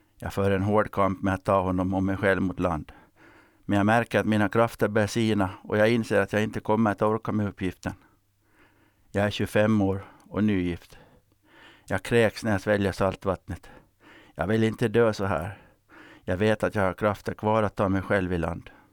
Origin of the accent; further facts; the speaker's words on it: Finland; Jag växte upp i Strandnäs, eller om det var Johannebo